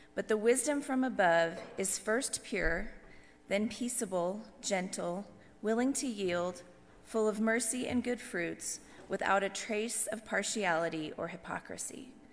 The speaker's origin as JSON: {"language": "English", "region": "Texas", "country": "United States", "tie": "born or raised there", "said": "growing up in the Bible Belt of Texas"}